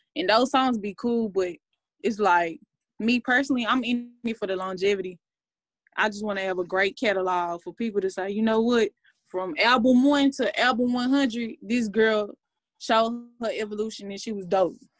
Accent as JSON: {"language": "English", "town": "Dallas", "region": "Texas", "country": "United States", "said": "I'm from Dallas, Texas. Um, I've been a legend in my city since I was about eight years old"}